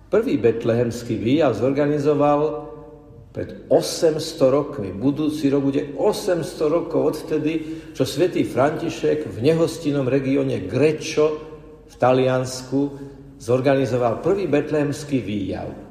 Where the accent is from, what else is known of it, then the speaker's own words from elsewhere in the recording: Slovakia; som tu zo Slovenska